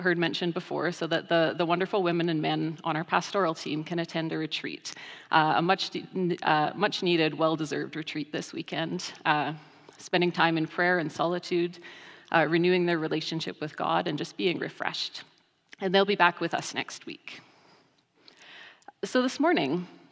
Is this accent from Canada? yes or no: yes; Rocky Mountain House, Alberta, Canada; I grew up in the Rocky Mountain House Church of the Nazarene